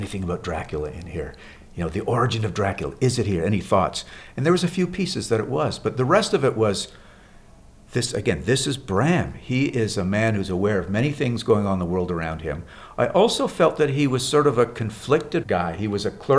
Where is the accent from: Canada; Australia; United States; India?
Canada; Montreal, Quebec; living in growing up in Montreal, Canada.